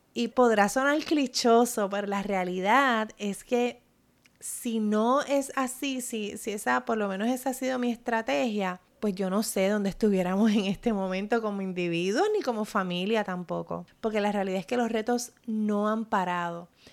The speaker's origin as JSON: {"language": "Spanish", "country": "Puerto Rico", "said": "mi experiencia como puertorriqueña"}